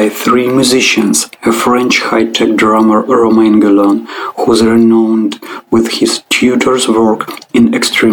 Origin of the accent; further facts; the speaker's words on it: Krasnoyarsk, Krasnoyarsk Krai, Russia; Krasnoyarsk, my hometown.